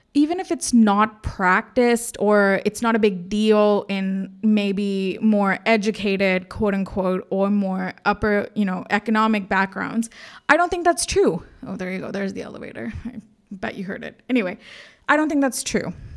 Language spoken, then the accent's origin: English; India; moved away as an adult; also born or lived in United States; I'm Indian